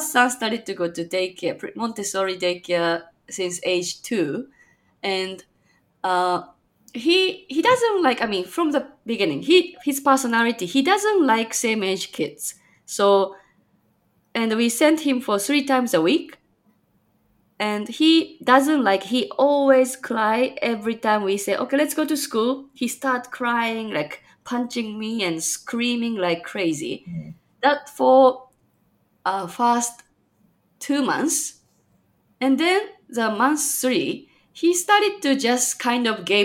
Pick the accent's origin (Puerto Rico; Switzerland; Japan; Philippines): Japan; now in Chicago, United States; I'm from Japan, but currently living in freezing Chicagoland, Illinois, USA